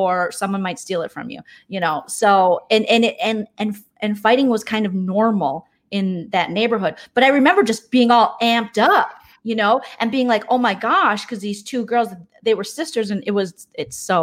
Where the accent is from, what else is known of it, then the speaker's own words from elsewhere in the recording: St. Paul, Minnesota, United States; I grew up in Minnesota, but I grew up in St. Paul